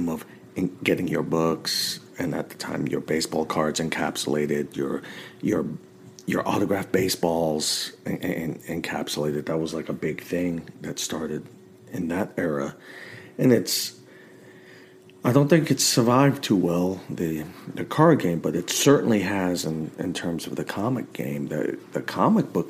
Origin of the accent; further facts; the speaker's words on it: New York, United States; moved away; growing up in New York